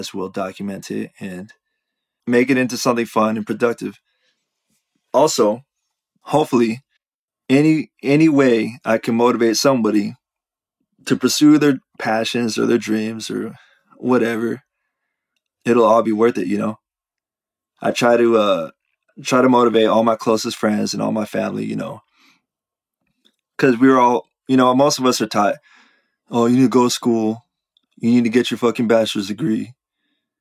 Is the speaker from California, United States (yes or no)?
yes; Riverside, California, United States; moved away as an adult; also born or lived in Italy; I was born and raised in Riverside, California